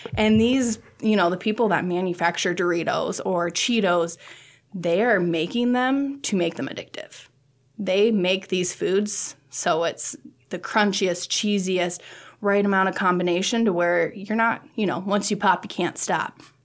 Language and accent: English; Sioux Falls, South Dakota, United States; moved away as an adult; now in Nebraska, United States; I'm from Sioux Falls, South Dakota.